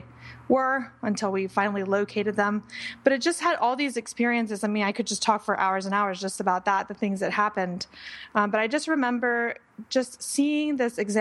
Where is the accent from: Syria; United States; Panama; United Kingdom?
Panama; I was born in Panama, the country. And I was growing up in Panama during a time where there was a lot of political unrest